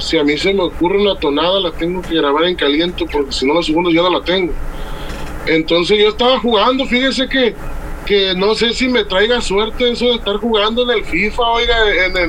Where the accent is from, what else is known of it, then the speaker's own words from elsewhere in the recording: Puerto Vallarta, Jalisco, Mexico; also born or lived in Tamaulipas / Autlán de Navarro, Jalisco; now in Tomatlán, Mexico; Yo soy de nacido en Puerto Vallarta, pero ah. actualmente vivo en un rancho que se llama Tomatlán, Jalisco